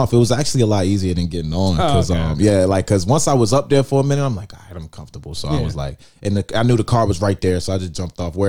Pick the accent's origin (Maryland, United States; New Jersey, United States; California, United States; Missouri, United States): New Jersey, United States; I come from Jersey, so it's like that up north shit